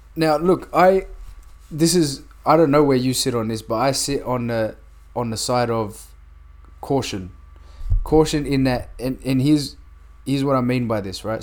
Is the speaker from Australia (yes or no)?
yes; New South Wales, Australia; we're both from New South Wales